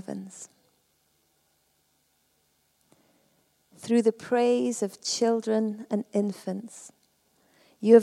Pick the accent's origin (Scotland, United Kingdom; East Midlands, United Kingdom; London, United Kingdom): Scotland, United Kingdom; Perth; I come from Perth.